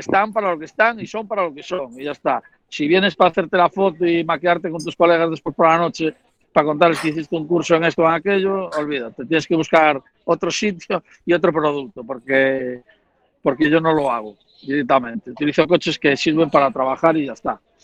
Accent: A Coruña, Galicia, Spain; now in Coirós, Spain; soy de La Coruña, pero realmente vivo en Coirós

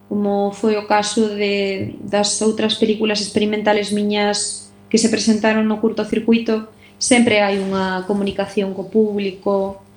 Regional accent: Galicia, Spain; moi feliz de que fora rodada na miña terra

